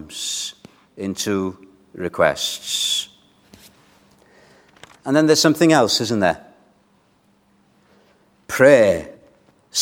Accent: Wales, United Kingdom; We as Welsh people

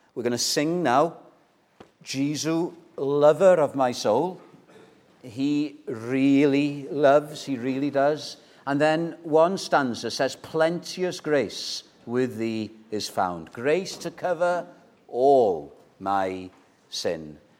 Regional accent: North Wales, United Kingdom; I'm from North Wales

